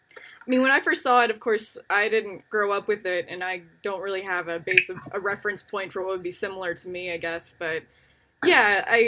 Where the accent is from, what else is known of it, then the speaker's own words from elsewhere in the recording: United States; because I am an American